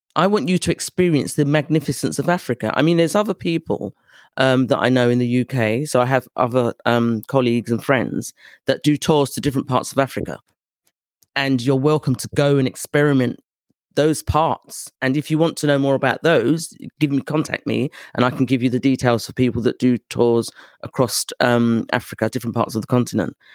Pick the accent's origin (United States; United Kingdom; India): United Kingdom; accent: British; my British accent